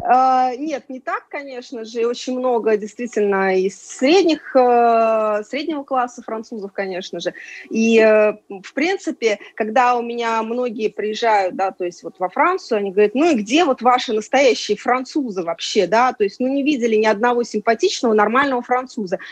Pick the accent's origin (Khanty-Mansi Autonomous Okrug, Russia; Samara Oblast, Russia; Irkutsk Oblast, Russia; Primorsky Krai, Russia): Samara Oblast, Russia; Samara; moved away as an adult; now in France; я родилась в Самаре